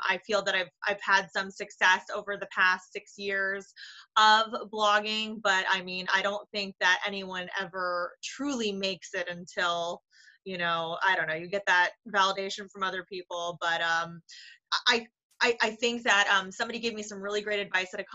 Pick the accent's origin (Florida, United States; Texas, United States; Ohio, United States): Florida, United States; Boca Raton; moved away as an adult; also born or lived in New York City; I'm one of those rare people who was actually born and raised down here. I'm not a transplant, but I am a boomerang in that I grew up in Boca